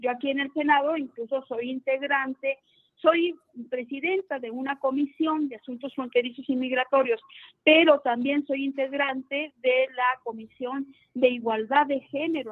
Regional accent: Ciudad Juárez, Chihuahua, Mexico; Yo vengo de Ciudad Juárez.

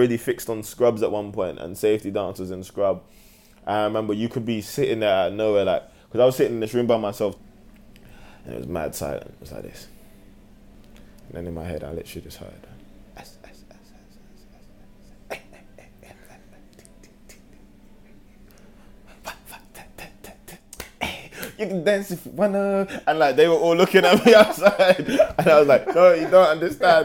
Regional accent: London, United Kingdom; I'm from London

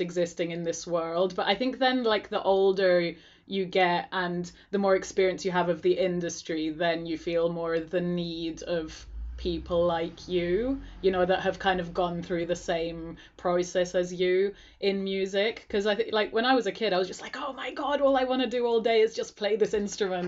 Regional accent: Greece; I grew up in Greece

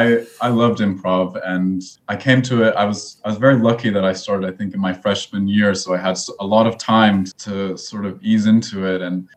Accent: Mendocino, California, United States; I grew up mostly in Mendocino. My dad is a filmmaker, and my mom, yeah, is Italian, so we have had a bilingual household growing up.

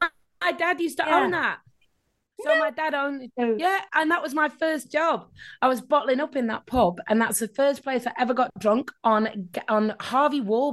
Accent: Rochdale, North West England, United Kingdom; accent: Northern English; moved away as an adult; now in Australia; I was born in Rochdale, lived there till I was 34.

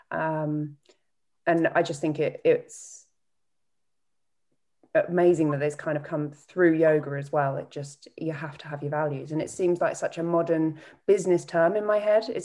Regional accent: East of England, United Kingdom; That's definitely North Norfolk. Uh, uh, North Norfolk.

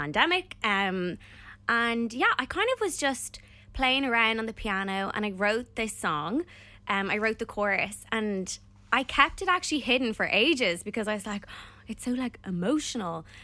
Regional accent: Ireland; we are Irish

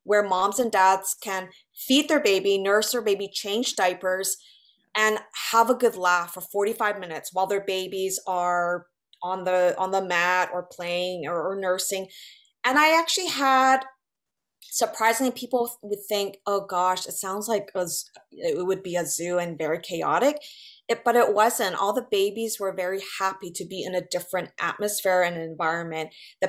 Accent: West Coast, United States; now in New York, United States; I love California, and I'm originally from the West Coast

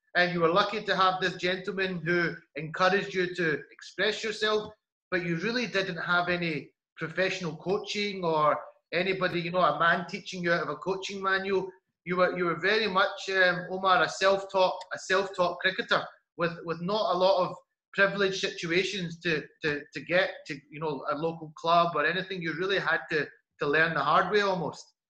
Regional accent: Glasgow, Scotland, United Kingdom; grew up in um, in Glasgow

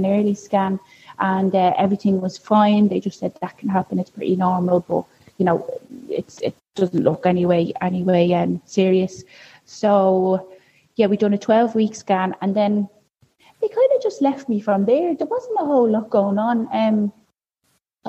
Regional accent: Dublin, Leinster, Ireland; also born or lived in Australia; now in Walkinstown, Dublin, Ireland; I'm living over in Walkinstown. I'm originally from Finglas.

